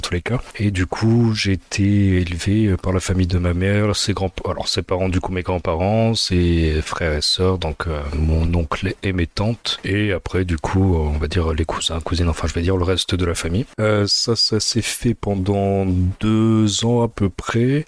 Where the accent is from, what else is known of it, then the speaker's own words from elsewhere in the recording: France; also born or lived in Addis Ababa, Ethiopia; je suis né en Éthiopie en 1998. Euh, là actuellement j'habite euh, sur l'île. Euh, donc j'ai été adopté en 2002 et, puis voilà, depuis je suis, je resté en France